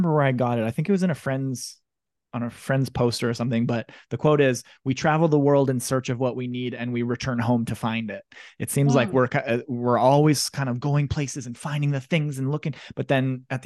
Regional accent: Russell, Manitoba, Canada; I'm from Russell, Manitoba, small town, about 1500, maybe 2000 people.

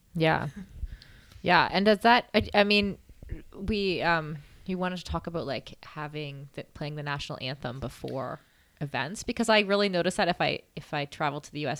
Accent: Canada; also born or lived in Edinburgh, Scotland; I'm from Canada

